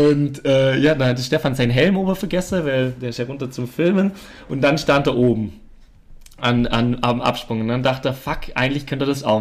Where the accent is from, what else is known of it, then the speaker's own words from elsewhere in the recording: Germany; Ich komme aus Deutschland, äh, sowas äh, gibt's bei uns nicht.